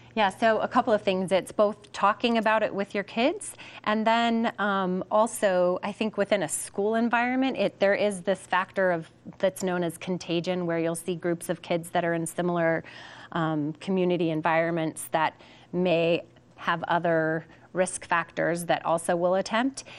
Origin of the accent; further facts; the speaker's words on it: Aurora, Colorado, United States; I'm 18. I'm from Aurora